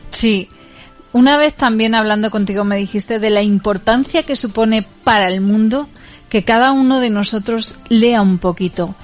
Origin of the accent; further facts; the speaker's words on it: Puertollano, Castilla-La Mancha, Spain; somos de Puerto Llano